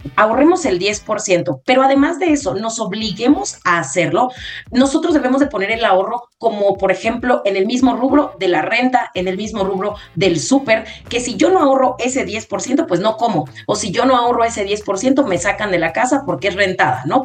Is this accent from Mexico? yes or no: yes; Mexico; nosotros utilizamos herramientas que como mexicanos tenemos